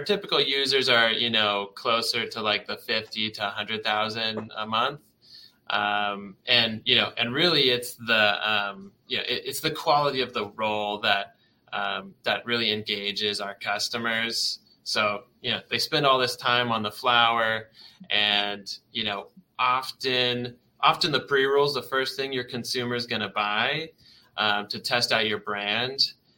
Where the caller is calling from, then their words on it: Vancouver, Washington, United States; We're in the beautiful Vancouver, Washington. So yeah, just outside of Portland, Oregon.